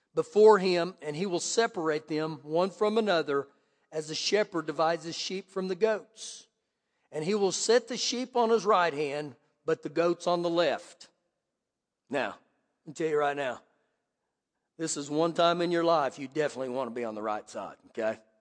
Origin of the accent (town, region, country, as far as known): United States